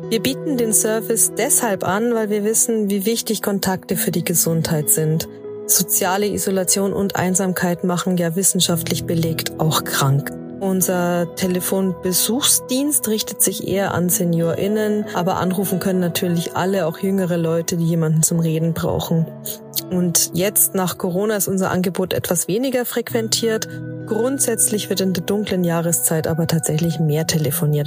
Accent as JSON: {"language": "German", "country": "Germany", "said": "bei uns in Deutschland"}